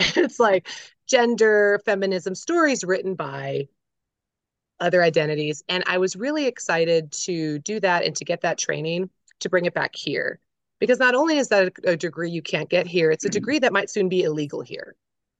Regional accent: Florida, United States; born there; also born or lived in South Carolina; I was born in Florida. I had a military dad, very traditional, pill popping, good Southern Christian, gun-toting Americans. Well, we traveled quite a bit in my childhood, and then they ended up settling in the middle of nowhere, South Carolina.

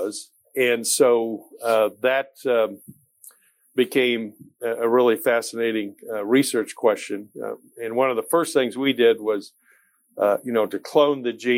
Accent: Kansas City, United States; moved away as an adult; also born or lived in Nashville, Tennessee; Kansas City is my hometown

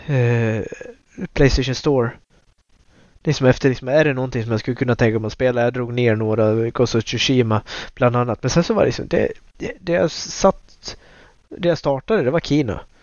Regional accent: Dalarna County, Sweden; moved away as an adult; also born or lived in Luleå; jag bodde eh, hemma i Dalarna igen

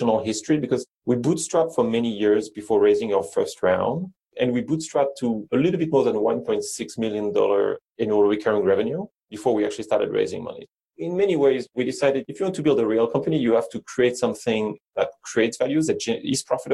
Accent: France; English is a second language; moved away; I'm from France

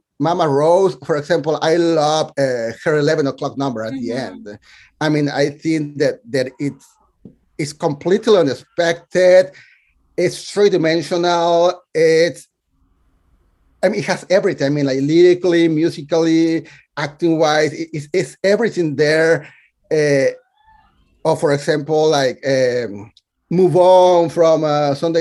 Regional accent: Mexico; English is a second language; moved away as an adult; now in New York City, United States; I was born and raised in Mexico

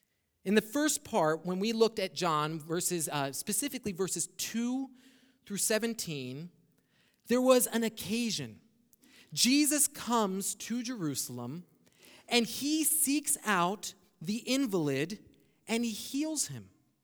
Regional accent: Brazil; English is a second language; now in United States; Now, when I came up from Brazil, some of the first times, and we didn't really have a TV in Brazil, but we had one here in the States

